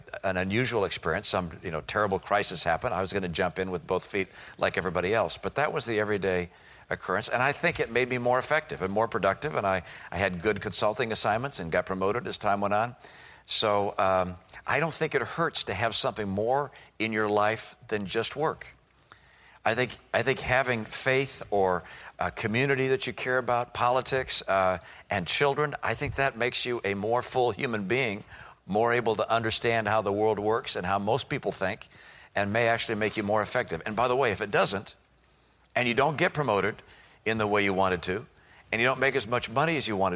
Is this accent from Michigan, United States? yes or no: yes; Detroit, Michigan, United States; moved away; I grew up in Detroit